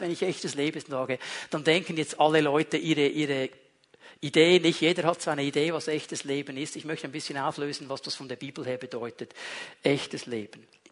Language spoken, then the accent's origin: German; Switzerland; ich bin in der Schweiz aufgewachsen